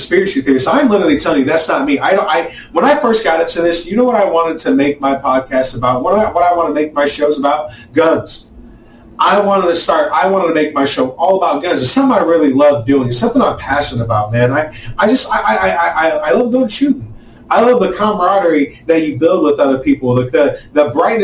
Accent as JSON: {"language": "English", "country": "United States", "said": "us as American people"}